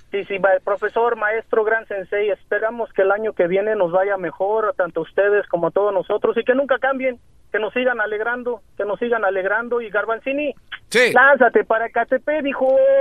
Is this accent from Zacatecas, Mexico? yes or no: no; Mexico City, Mexico; De la delegación de Iztapalapa